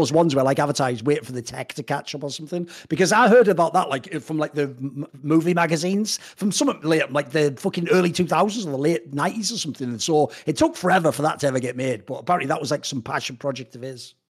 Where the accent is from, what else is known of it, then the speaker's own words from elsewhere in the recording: United Kingdom; now in Netherlands; I'm British